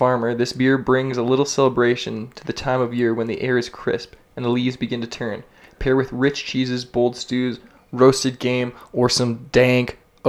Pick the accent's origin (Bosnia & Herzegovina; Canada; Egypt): Canada; I'm from Canada. Hey, what's up? … from Canada.